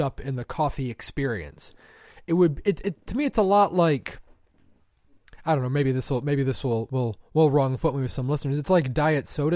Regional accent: Michigan, United States; we are from Michigan

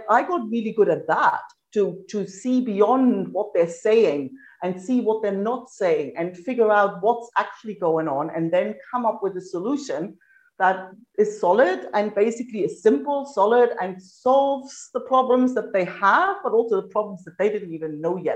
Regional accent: East Germany, Germany; moved away as an adult; now in Australia; I grew up in East Germany.

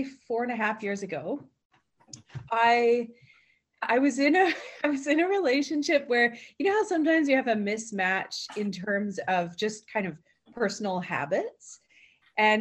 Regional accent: Victoria, British Columbia, Canada; also born or lived in Gulf Islands; now in Thetis Island, Canada; I grew up in Victoria.

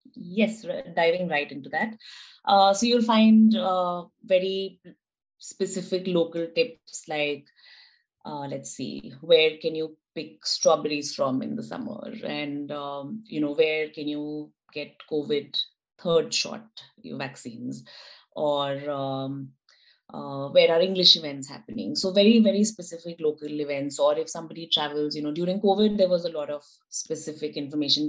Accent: Delhi, India; moved away as an adult; now in Helsingborg, Sweden; I come from Delhi, which is what, 30 million people?

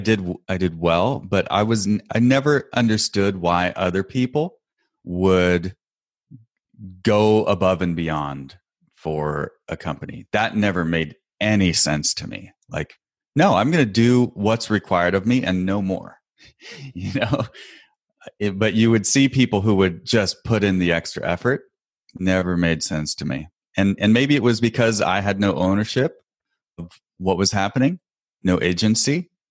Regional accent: Portland, Oregon, United States; and I'm from the Northwest, grew up around Portland, Oregon, and that's where I live now. And I thought, I'll move back home.

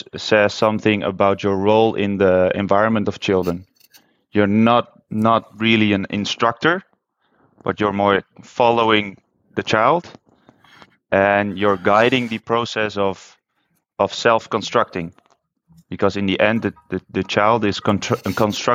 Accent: Netherlands; moved away as an adult; also born or lived in China; I'm from Holland

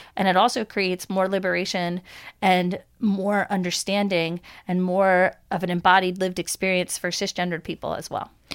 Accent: Long Island, New York, United States; I grew up in New York, I grew up in Long Island

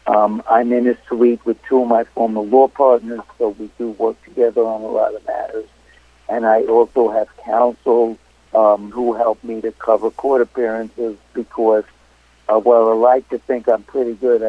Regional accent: New York City, New York, United States; born and raised in Brooklyn, Brooklyn College, NYU Law School.

